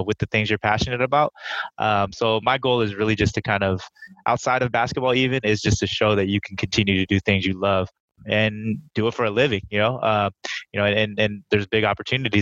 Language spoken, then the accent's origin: English; Sunnyvale, California, United States; I was born and raised in Sunnyvale, California, in the Bay Area